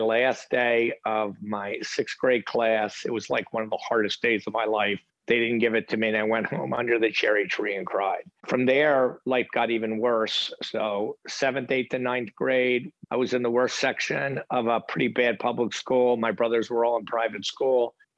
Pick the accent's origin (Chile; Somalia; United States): United States; outside of Philadelphia, Pennsylvania; I grew up outside of Philadelphia, kind of middle-class family, great family.